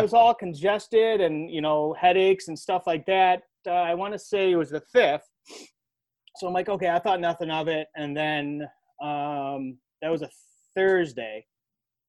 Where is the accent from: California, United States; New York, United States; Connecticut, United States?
New York, United States; Buffalo; I'm from Buffalo, so this is where, like, hot sauce is, like, king